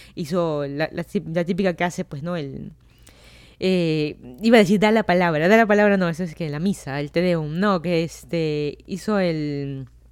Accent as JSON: {"language": "Spanish", "region": "Lima", "country": "Peru", "also_born_or_lived": "Miami, United States", "moved": "as an adult", "lives_now": "Fairfax County, Virginia, United States", "said": "yo soy de Lima, Perú."}